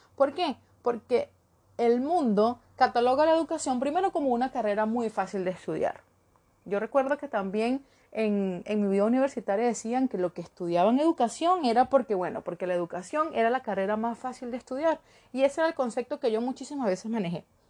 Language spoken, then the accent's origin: Spanish; Trujillo, Venezuela; moved away as an adult; also born or lived in Caracas, Venezuela; now in Ecuador; soy de Trujillo